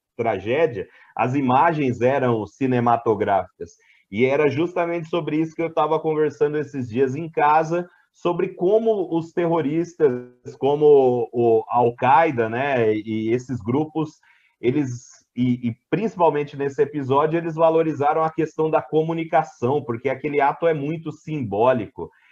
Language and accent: Portuguese; interior of São Paulo, Brazil; accent: Brazilian; Eu estava na minha cidade natal, que é no interior de São Paulo